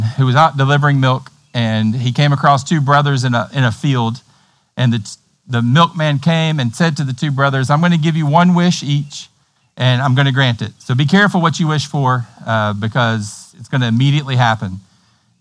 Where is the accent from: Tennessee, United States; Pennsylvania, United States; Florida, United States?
Tennessee, United States; accent: hillbilly Tennessee; my hillbilly Tennessee accent